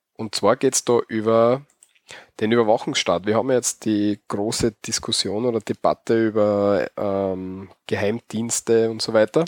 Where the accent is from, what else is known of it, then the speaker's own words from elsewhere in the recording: Austria; accent: Austrian (Bavarian); Aus dem Bajovarischen kommt da unser Dialekt her